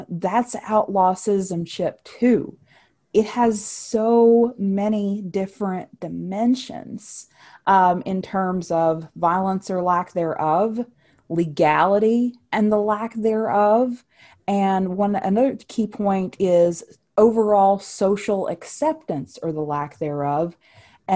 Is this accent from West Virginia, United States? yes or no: yes; West Virginia, United States; in my home state of West Virginia